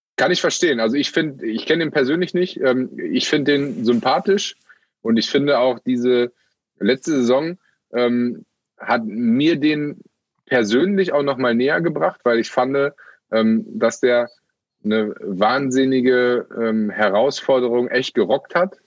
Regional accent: Münster, North Rhine-Westphalia, Germany; mein Heimatort, Geburtsort und äh, eigentlich äh, Hauptwohnsitz mit Münster

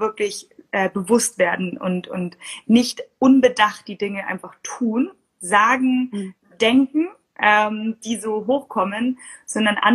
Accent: Munich, Bavaria, Germany; ich bin aus München.

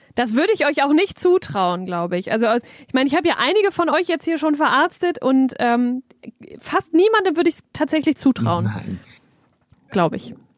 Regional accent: North Rhine-Westphalia, Germany; Niederrheingewächs quasi, also hier geboren, hier aufgewachsen

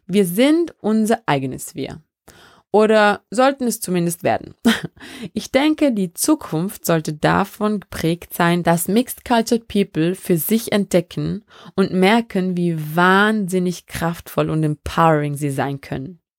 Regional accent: Vorarlberg, Austria; also born or lived in Benin; ich bin in Benin in Westafrika geboren und in Vorarlberg aufgewachsen.

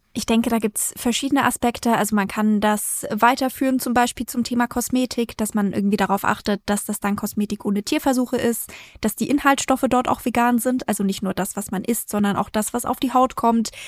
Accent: Bavaria, Germany; moved away; ursprünglich komme ich aus Bayern, ich komme aus einer Familie, wo es viermal am Tag Fleisch und Wurst gab

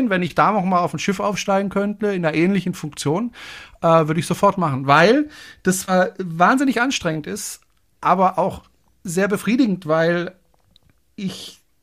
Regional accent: Freiburg, Baden-Württemberg, Germany; Ich komme ja aus dem Badischen, aus Freiburg. Und mhm. da hm. spricht man ja eigentlich Badisch.

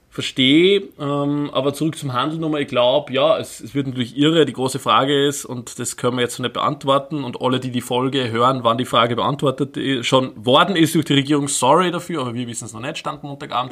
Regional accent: Upper Austria, Austria; ich bin ja aus Oberösterreich ursprünglich

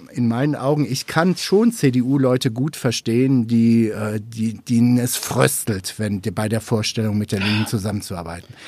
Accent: North Rhine-Westphalia, Germany; ich komme aus NRW

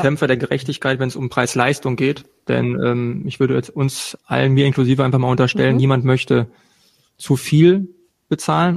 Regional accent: eastern Ruhr area, North Rhine-Westphalia, Germany; östliches Ruhrgebiet mit Charme und Benehmen, wenn man es braucht

